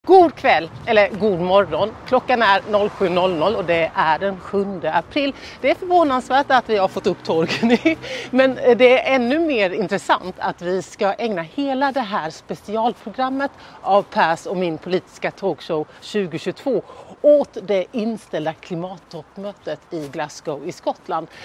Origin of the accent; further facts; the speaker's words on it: Sweden; moved away